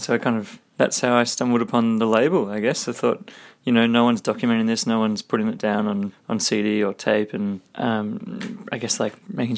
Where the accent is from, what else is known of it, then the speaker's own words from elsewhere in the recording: Brisbane, Queensland, Australia; I grew up in Brisbane. I went to high school there